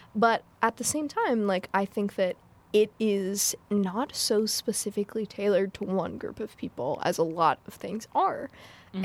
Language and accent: English; United States; my mom is white and I grew up in America